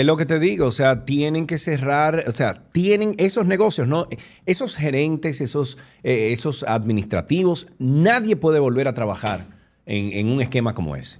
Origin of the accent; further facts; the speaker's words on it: Dominican Republic; nosotros, República Dominicana y los dominicanos